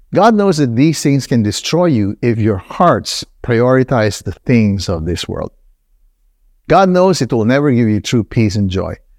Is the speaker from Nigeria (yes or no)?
yes; Nigeria; moved away; also born or lived in Philippines / United States; I grew up in Nigeria.